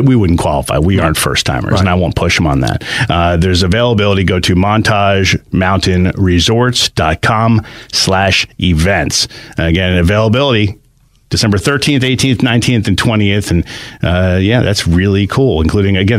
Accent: New Jersey, United States; moved away; Growing up in New Jersey

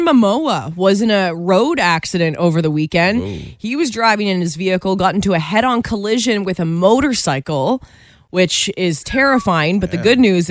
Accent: Northern Ontario, Canada; we're from Northern Ontario

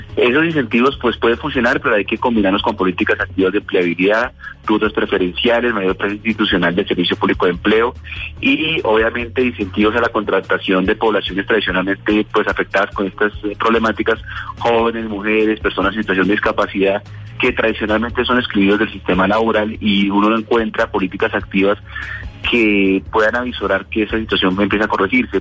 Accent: Colombia; somos colombianos

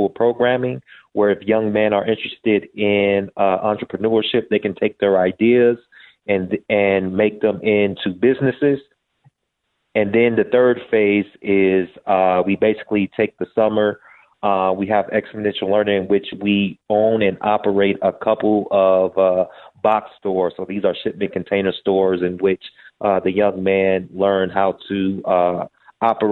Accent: Evanston, Illinois, United States; I'm from Chicago, Illinois. Grew up in the north suburbs, Evanston, Skokie area

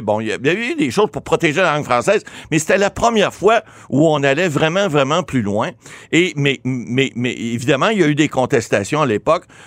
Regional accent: Ottawa, Ontario, Canada; Je suis natif d'Ottawa.

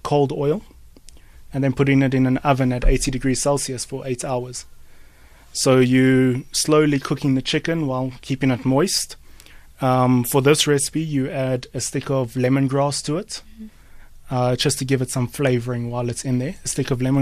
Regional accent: Johannesburg, Gauteng, South Africa; I'm from Glen Vista in Johannesburg South.

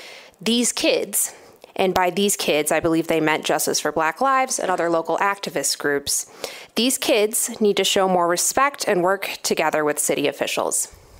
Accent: Grand Rapids, Michigan, United States; my hometown of Grand Rapids

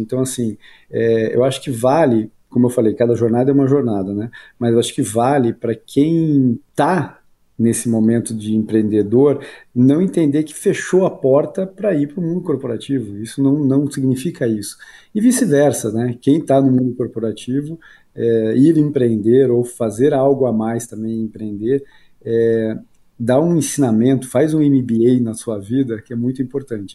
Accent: Curitiba, Paraná, Brazil; moved away as an adult; sou de Curitiba, né? Morei lá até os 28, 29 anos

